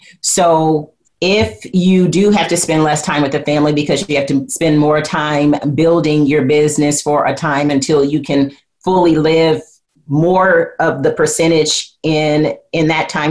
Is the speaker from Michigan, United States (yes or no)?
yes; Flint, Michigan, United States; I'm from Flint, Michigan